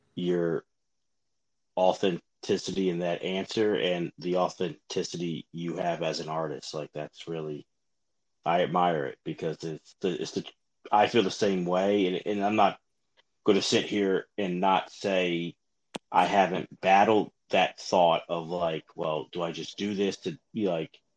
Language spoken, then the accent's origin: English; Philadelphia, Pennsylvania, United States; I'm from Philly